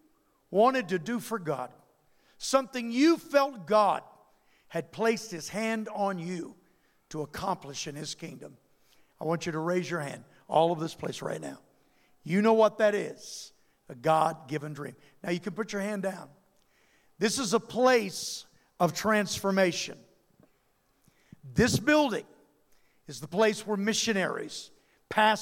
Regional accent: Louisiana, United States; I come from Louisiana, and there ain't no place like Louisiana

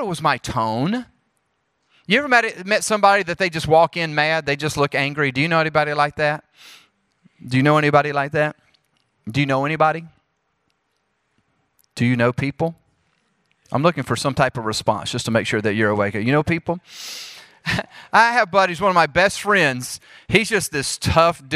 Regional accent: Jackson, Mississippi, United States; accent: southern; moved away as an adult; also born or lived in Charlotte, North Carolina / Springfield, Missouri; now in Oklahoma City, United States; I'm from Jackson, Mississippi, before moving to Charlotte, North Carolina, before moving to Springfield, Missouri, and now I live in Oklahoma City

